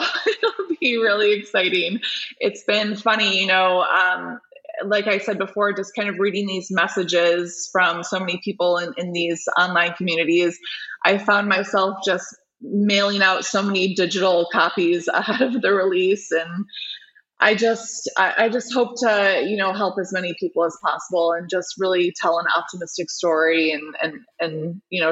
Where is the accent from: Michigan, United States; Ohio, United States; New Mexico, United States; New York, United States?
Michigan, United States; the Children's Hospital of Michigan, which is my home state